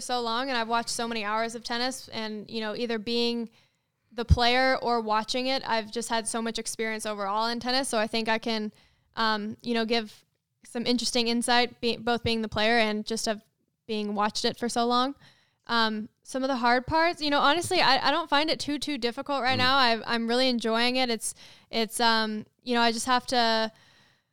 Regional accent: Silicon Valley, California, United States; growing up in the Silicon Valley area

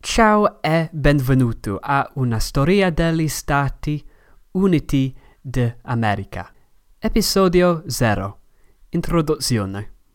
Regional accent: Manchester, North West England, United Kingdom; Italian is a second language; Io vengo da Manchester, Inghilterra

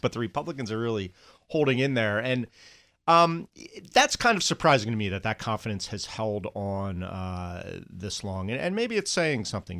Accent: New Jersey, United States; I'm from New Jersey

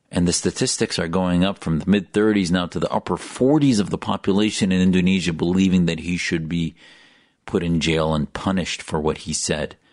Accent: United States; an American who loves my country, as an American

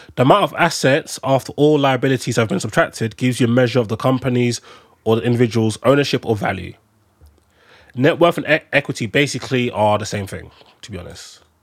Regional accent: London, United Kingdom; I'm, I'm a Londoner

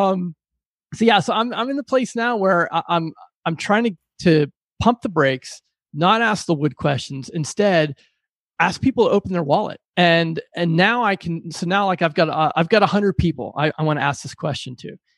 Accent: Pittsburgh, Pennsylvania, United States; I pride myself on a blue collar work ethic growing up in Pittsburgh

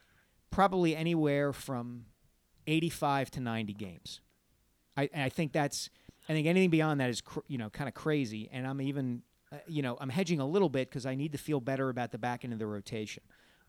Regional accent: New Jersey, United States; born there; First of all, I was born in New Jersey, so technically I am a Jersey ….

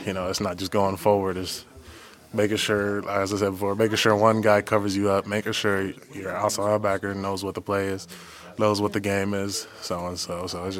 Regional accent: Texas, United States; moved away; I'm from Texas.

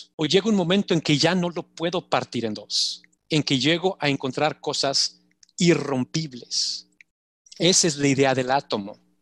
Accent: Mexico; moved away as an adult; also born or lived in Switzerland; now in United States; como mexicanos lo, vivimos, sobre todo nosotros los, morenos

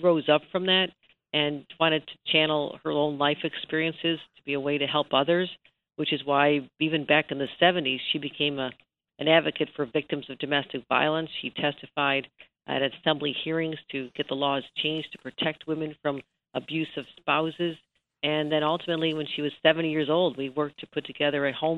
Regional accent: Buffalo, New York, United States; I was a young girl growing up in Buffalo

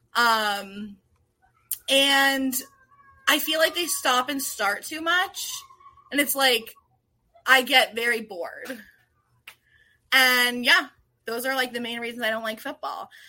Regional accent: Washington, District of Columbia, United States; now in Rockville, United States; I grew up in D C proper.

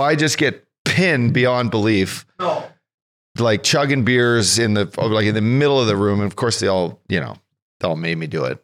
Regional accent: Fort McMurray, Alberta, Canada; also born or lived in Kelowna; now in California, United States; I grew up in a little tiny oil and gas town in northern Alberta, north of Edmonton

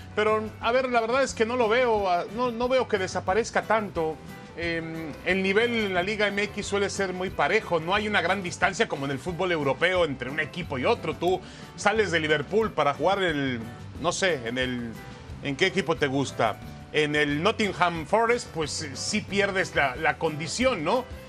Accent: Mexico; nosotros lo vemos así porque somos mexicanos

